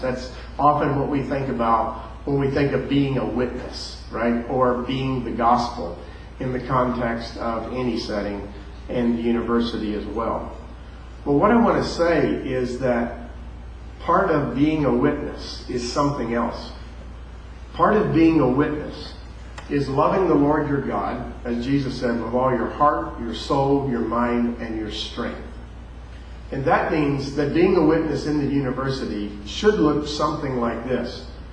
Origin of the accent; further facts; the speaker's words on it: near West Palm Beach, South Florida, United States; moved away; also born or lived in Louisville, Kentucky; So I was raised in South Florida, right close to West Palm Beach